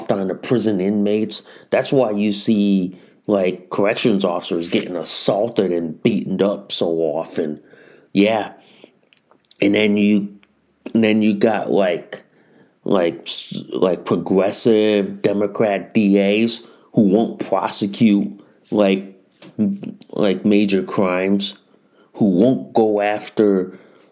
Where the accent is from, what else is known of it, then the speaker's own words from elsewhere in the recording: Connecticut, United States; in the state of Connecticut, in my hometown